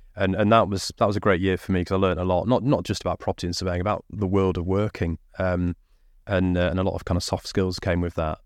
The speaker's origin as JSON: {"language": "English", "area": "Lincolnshire", "region": "East Midlands", "country": "United Kingdom", "tie": "born or raised there", "also_born_or_lived": "Derbyshire", "said": "I was born in Derbyshire, grew up in Lincolnshire"}